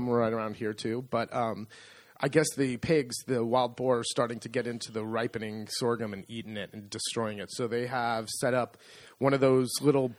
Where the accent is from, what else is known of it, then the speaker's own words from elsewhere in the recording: San Francisco, California, United States; now in Italy; I grew up in San Francisco